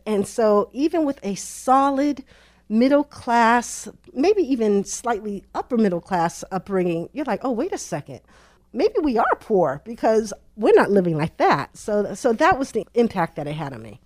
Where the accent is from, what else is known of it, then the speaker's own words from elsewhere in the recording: Boston, Massachusetts, United States; Born in Boston, raised in Boston, met my husband in Boston, went to Boston College. I am truly a Bostonian.